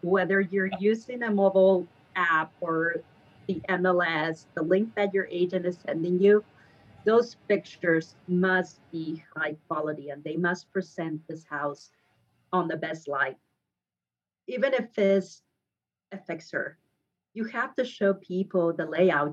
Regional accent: Guadalajara, Jalisco, Mexico; English is a second language; moved away as an adult; now in Redondo Beach, United States; I grew up in Mexico, original from Guadalajara

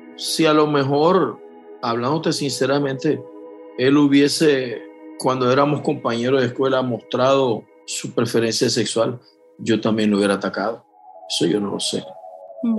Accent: Panama; yo soy de Panamá

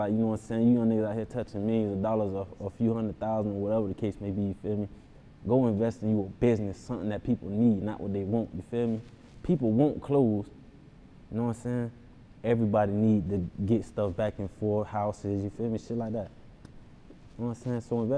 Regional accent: Broward County, Florida, United States; I'm from Broad County. You know what I'm saying? It's like down south, feel me? Florida.

